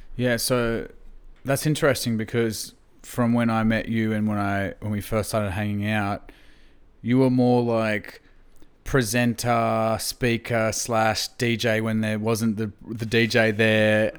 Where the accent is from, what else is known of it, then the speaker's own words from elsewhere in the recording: Gympie, Queensland, Australia; I grew up in Gympie, country Queensland